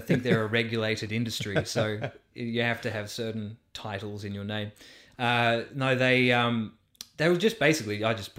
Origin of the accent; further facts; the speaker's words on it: London, United Kingdom; I've never learned, because I grew up in London.